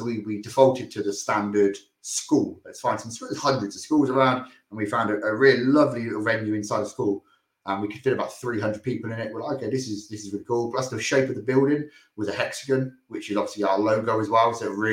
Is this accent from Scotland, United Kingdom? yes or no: no; Oxford, South East England, United Kingdom; We're all from Oxford and we've all grew up here. Literally the entire lives.